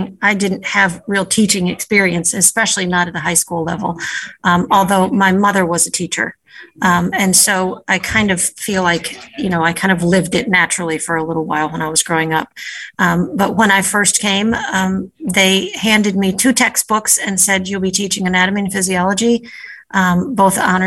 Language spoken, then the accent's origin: English; Northern Ohio, United States; moved away as an adult; also born or lived in Richmond, Virginia / New Haven, Connecticut; now in Nantucket, United States; I grew up in Ohio, Northern Ohio, born and raised there